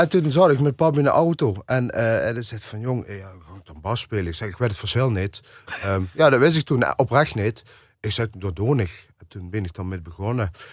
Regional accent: Eijsden, Limburg, Netherlands; ik ben natuurlijk opgegroeid in IJsden het, het, het dorp hoe Bronk eh, leeft en processie leeft.

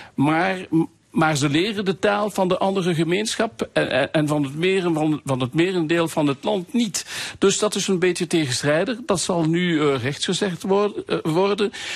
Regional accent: Wallonia, Belgium; wij hebben als Walen niet moeten vechten voor onze taal en onze dus cultuur.

